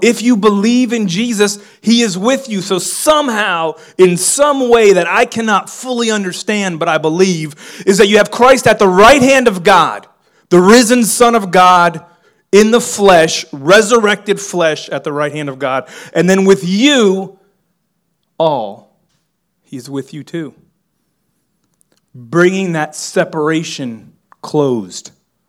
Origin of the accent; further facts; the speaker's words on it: Miami, Florida, United States; I'm from Miami. We didn't say y'all down in Miami. But I've lived in the South, and I've lived in small towns long enough that my language has changed.